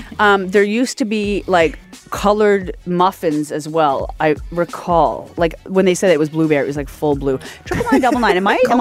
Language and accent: English; Dartmouth, Nova Scotia, Canada; moved away; I am from Dartmouth, and we only had a Tim Hortons and a Needs.